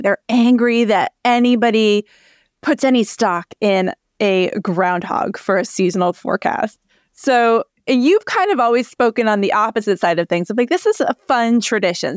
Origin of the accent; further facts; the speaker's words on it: Connecticut, United States; I grew up in Connecticut